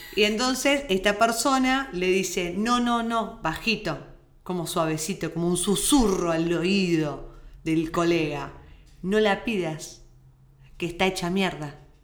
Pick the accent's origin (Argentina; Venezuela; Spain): Argentina; moved away; Somos argentinas, tratamos de hablar neutro, no lo logramos nunca